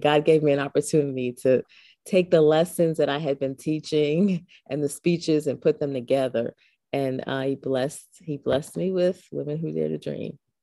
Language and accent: English; New York City, New York, United States; I was born and raised in the Boogie Down Bronx. Uh, it's my home.